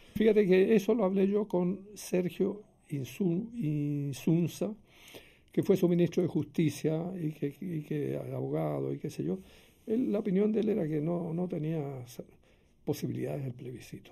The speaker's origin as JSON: {"language": "Spanish", "town": "Santiago", "region": "Santiago Metropolitan Region", "country": "Chile", "tie": "born or raised there", "said": "en la misma clínica Carolina Freire, donde nací yo en Santiago"}